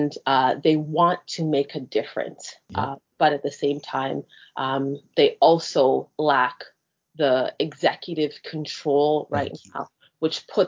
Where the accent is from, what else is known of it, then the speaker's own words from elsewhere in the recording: Canada; a kid that grew up in Canada